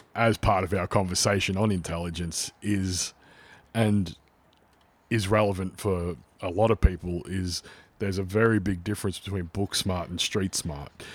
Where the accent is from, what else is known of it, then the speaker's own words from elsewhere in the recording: Melbourne, Victoria, Australia; accent: Australian; we both come from very similar yet very different backgrounds growing up in the western suburbs of Melbourne